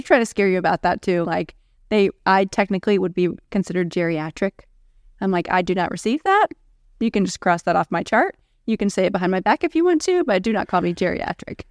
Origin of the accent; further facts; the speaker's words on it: Gainesville, Georgia, United States; I'm from Gainesville, Georgia.